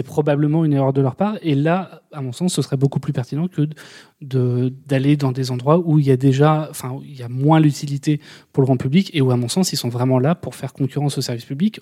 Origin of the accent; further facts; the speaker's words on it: Paris, Île-de-France, France; je suis parisien